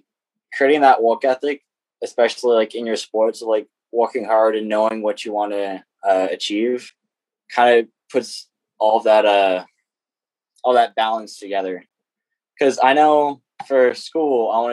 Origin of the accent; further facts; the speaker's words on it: United States; I grew up in Caroline for my whole life.